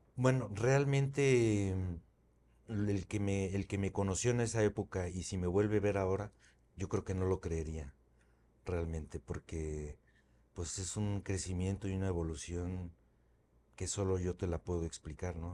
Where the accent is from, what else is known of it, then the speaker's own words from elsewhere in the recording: Mexico; moved away as an adult; also born or lived in Spain; el regresarme a México fue pues algo más sencillo de alguna manera porque ya lo había hecho y además con unas bases mucho más sólidas ahora en mi país